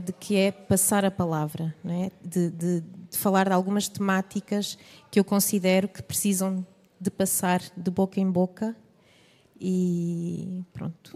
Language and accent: Portuguese; Vila Real de Santo António, Algarve, Portugal; Sou Algarvia, sim, de Vila Real Santo António